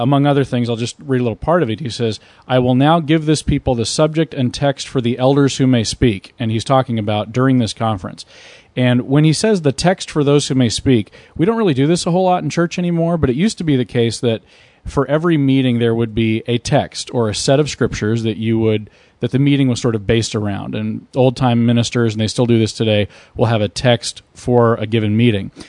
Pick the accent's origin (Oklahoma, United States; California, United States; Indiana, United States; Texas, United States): Oklahoma, United States; I'm from Oklahoma